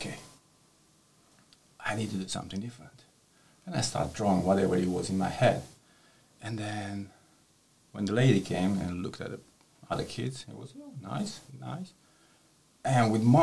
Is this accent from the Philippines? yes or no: no; Romania; English is a second language; moved away as an adult; also born or lived in Spain; now in St Ives, United Kingdom; I was born in Romania, kind of west side of the country